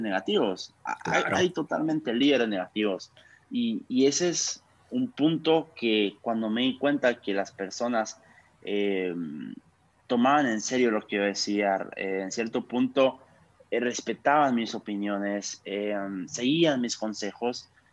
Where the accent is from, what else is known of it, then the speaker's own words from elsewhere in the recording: Guatemala; soy un joven guatemalteco